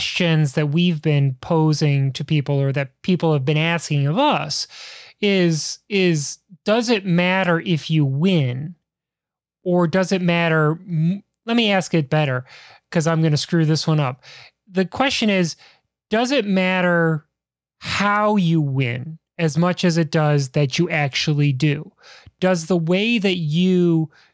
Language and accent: English; Chicago, Illinois, United States; Chicago is my hometown